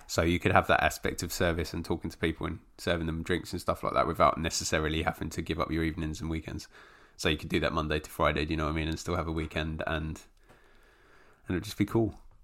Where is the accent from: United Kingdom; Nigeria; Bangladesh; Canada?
United Kingdom; London; I was born in London